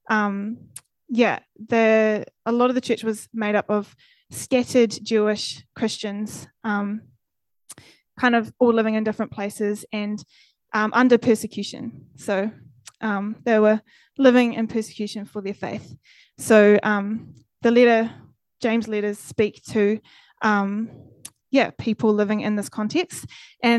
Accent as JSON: {"language": "English", "town": "Fairlie", "region": "Canterbury", "country": "New Zealand", "tie": "born or raised there", "also_born_or_lived": "Dunedin", "moved": "as an adult", "said": "I grew up in Fairlie in the South Island"}